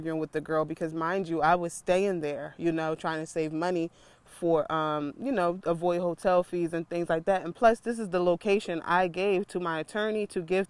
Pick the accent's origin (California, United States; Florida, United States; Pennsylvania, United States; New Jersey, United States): Pennsylvania, United States; Philadelphia; I'm from Philly